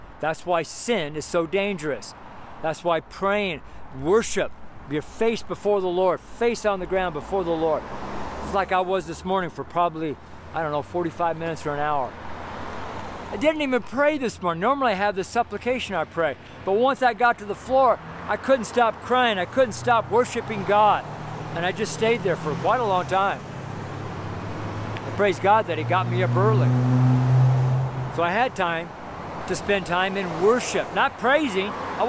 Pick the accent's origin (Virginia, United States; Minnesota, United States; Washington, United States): Washington, United States; also born or lived in Coeur d'Alene, Idaho / Spokane; Like here in America, when I'm from Washington and Idaho, I lived in Coeur d'Alene, Idaho for several years in Spokane.